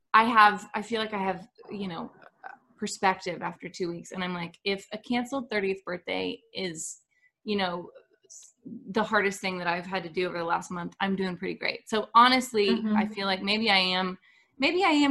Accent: Nashville, Tennessee, United States; also born or lived in Dallas, Texas; we moved to Nashville in 1996

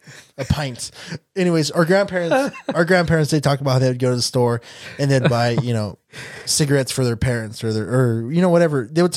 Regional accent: California, United States; I'm from California. We're very liberal.

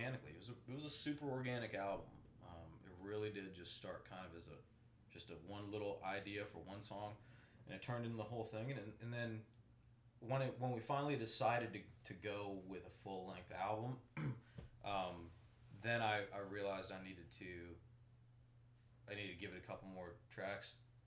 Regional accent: Ocala, Florida, United States; I'm from Ocala

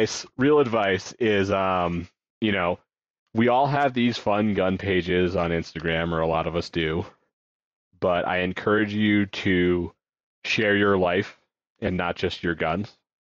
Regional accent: Connecticut, United States; I grew up in Connecticut.

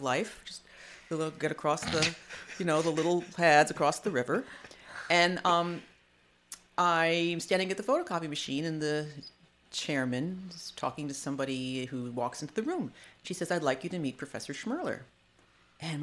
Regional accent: South Florida, United States; I was not born in South Florida, but my family, that's where they moved, and I grew up in South Florida

